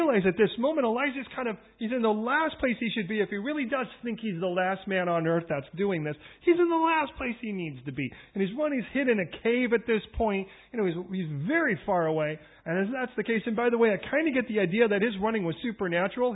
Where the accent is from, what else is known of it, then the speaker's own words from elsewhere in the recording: Chicago, Illinois, United States; now in London, United Kingdom; I come from originally from Chicago. They call it the Windy City.